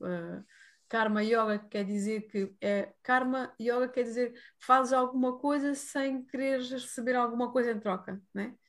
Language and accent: Portuguese; Algarve, Portugal; moved away; also born or lived in India; Neste momento estou no Algarve, uh, lá para Pentelolé, que é a minha terra que eu nasci, e decidi voltar outra vez para cá, para as origens